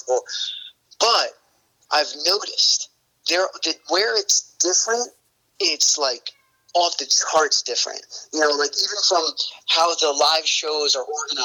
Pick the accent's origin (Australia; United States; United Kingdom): United States; Northern New Jersey; I'm from Northern New Jersey